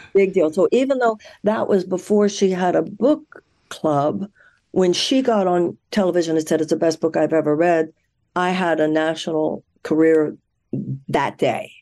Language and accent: English; Houston, Texas, United States; I was born in Houston, Texas. I was raised there.